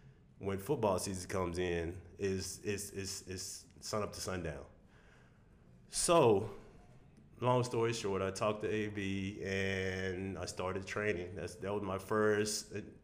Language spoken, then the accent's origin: English; Taylor, Texas, United States; also born or lived in Houston, Texas / Austin, Texas; I'm from Taylor, Texas